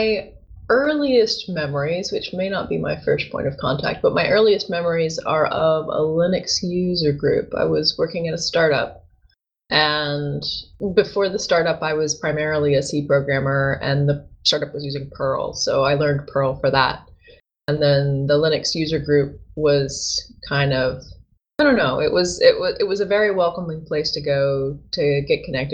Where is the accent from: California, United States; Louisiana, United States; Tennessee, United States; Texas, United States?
Tennessee, United States; moved away as an adult; also born or lived in Africa; I was born in Tennessee